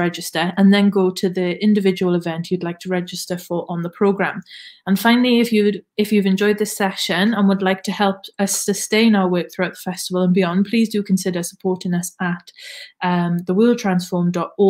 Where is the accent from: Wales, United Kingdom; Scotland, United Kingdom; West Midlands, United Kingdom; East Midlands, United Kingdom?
Wales, United Kingdom; the Valleys; accent: Valleys; In my thickest Valleys accent